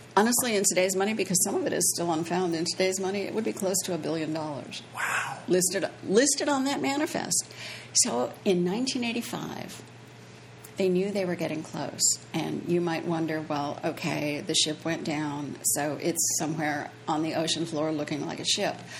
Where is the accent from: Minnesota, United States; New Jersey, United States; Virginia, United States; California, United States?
Minnesota, United States; Minneapolis; moved away as an adult; now in Key West, United States; I grew up in Minneapolis